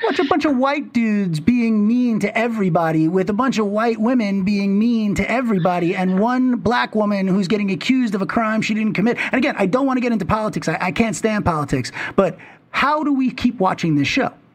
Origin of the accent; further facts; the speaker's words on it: New York City, New York, United States; I grew up in Manhattan